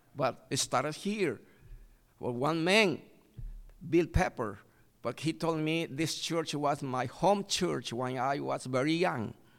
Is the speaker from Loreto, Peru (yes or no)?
yes; Iquitos, Loreto, Peru; English is a second language; my country in, in Iquitos City